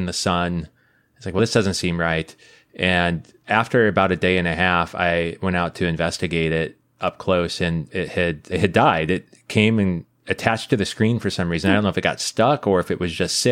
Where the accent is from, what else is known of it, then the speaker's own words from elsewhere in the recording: Midwest, United States; moved away; I grew up in the Midwest